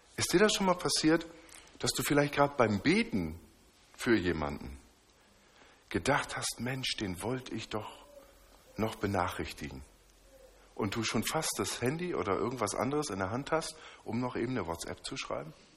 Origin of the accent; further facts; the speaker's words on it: Northern Germany, Germany; Ich komme aus dem Norden